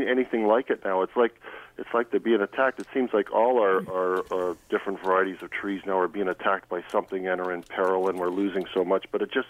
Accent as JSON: {"language": "English", "town": "Hamilton", "region": "Ontario", "country": "Canada", "tie": "born or raised there", "said": "I was born and raised in Hamilton"}